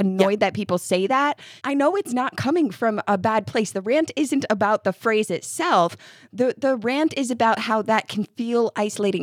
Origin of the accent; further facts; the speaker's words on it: upstate New York, United States; moved away as an adult; now in Kentucky, United States; I'm from upstate New York.